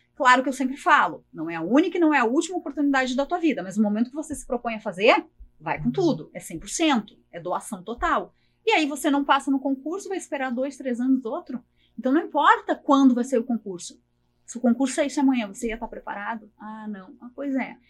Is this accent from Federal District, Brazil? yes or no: no; Porto Alegre, Rio Grande do Sul, Brazil; meu sotaque não nega, eu sou natural de Porto Alegre, sou aqui de Porto Alegre